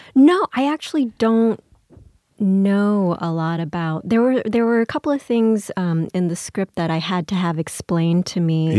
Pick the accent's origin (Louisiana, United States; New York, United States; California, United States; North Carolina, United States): Louisiana, United States; New Orleans; I grew up in Louisiana, mostly in New Orleans